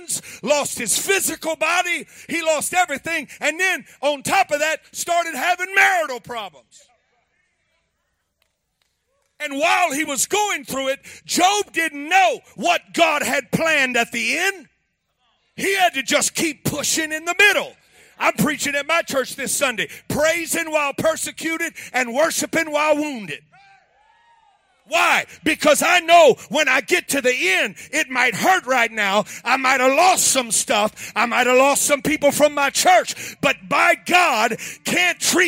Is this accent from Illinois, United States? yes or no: no; Louisiana, United States; I'm from Louisiana.